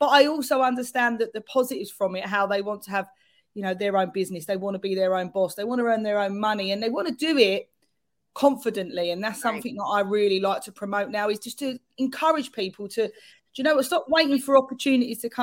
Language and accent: English; London, United Kingdom; accent: London; my very London accent